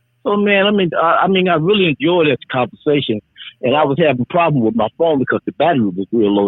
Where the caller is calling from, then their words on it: Chicago, Illinois, United States; I'm calling from Chicago.